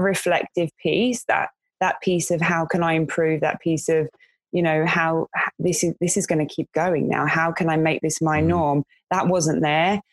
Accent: London, United Kingdom; moved away as an adult; in my area where I grew up in West London

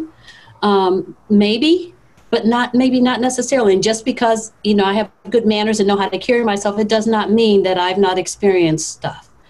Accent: the North, United States; I grew up in the North

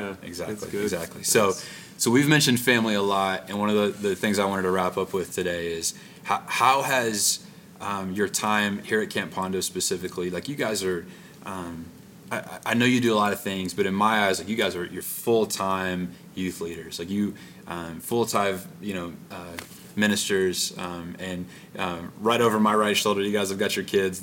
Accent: Arkansas, United States; the camp I grew up at in Arkansas

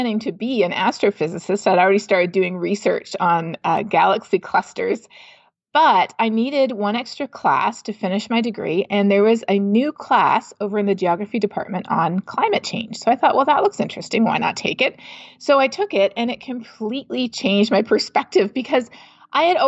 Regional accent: Canada; my home country of Canada

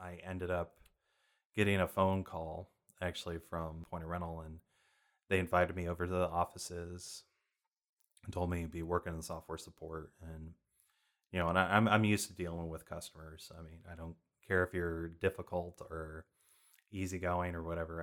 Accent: San Jose, California, United States; moved away as an adult; also born or lived in Ronan, Montana; now in Texas, United States; spent most of my life in San Jose, so I grew up in Silicon Valley around tech

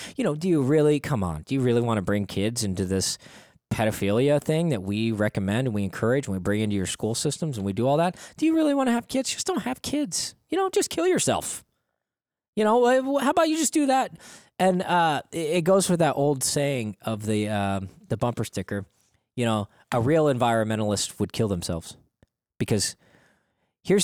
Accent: Oregon, United States

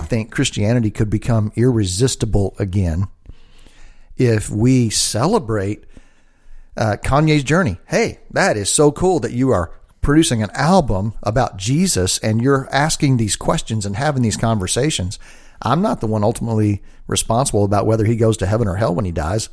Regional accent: Dallas, Texas, United States; I'm from Dallas, and we have a school in Dallas

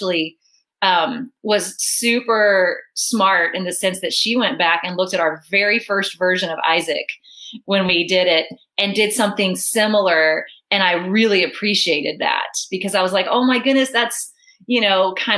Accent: Virginia, United States; now in Dallas, United States; I grew up in Virginia too

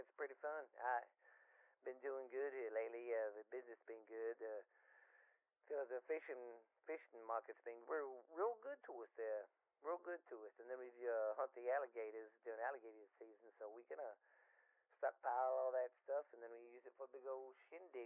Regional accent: Boothville, Louisiana, United States; I was born here in Boothville, Louisiana, and I've lived here pretty much my whole life

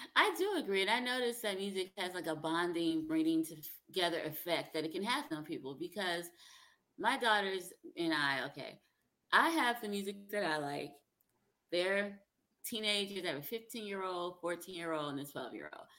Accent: South Carolina, United States; also born or lived in New Jersey; now in Alabama, United States; I grew up in South Carolina. I was born in New Jersey, but when I was 10, my parents moved to South Carolina

